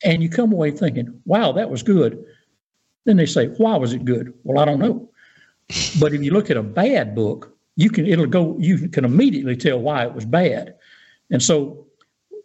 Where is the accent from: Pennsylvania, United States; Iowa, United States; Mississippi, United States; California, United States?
Mississippi, United States; Pascagoula; I grew up in North Pascagoula.